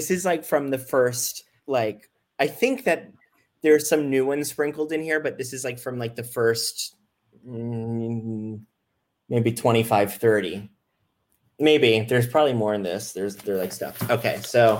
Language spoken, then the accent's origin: English; Fort Lauderdale, Florida, United States; born or raised there